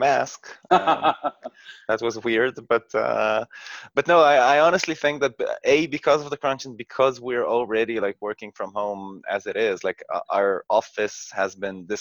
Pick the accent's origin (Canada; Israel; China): Israel; I come from Israel